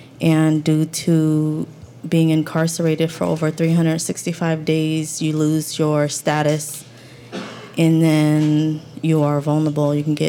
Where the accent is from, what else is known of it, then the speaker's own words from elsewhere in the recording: Cambodia; now in Tacoma, United States; I am from Cambodia, and our different struggle is that we're refugees, and we were invited here